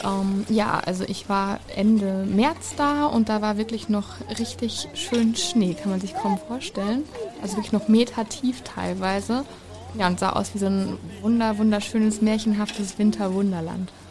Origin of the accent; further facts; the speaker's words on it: East Westphalia-Lippe, North Rhine-Westphalia, Germany; Also ich komme ja aus Ostwestfalen-Lippe.